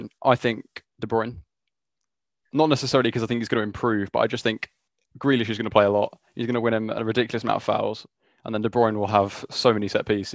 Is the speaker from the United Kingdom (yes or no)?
yes; Brighton, South East England, United Kingdom; I know we're all from Brighton